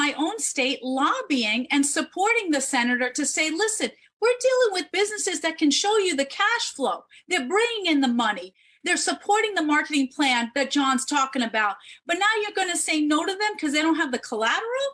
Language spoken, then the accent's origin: English; New York City, New York, United States; I was born in the Bronx